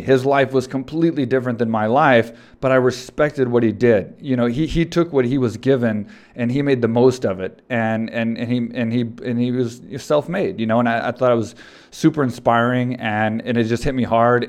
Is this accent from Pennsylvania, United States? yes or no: no; Texas, United States; I grew up in Texas and I'm, I'm in Texas